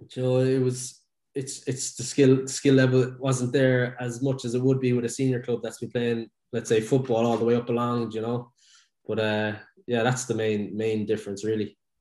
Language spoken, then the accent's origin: English; Dublin, Leinster, Ireland; I grew up in Dublin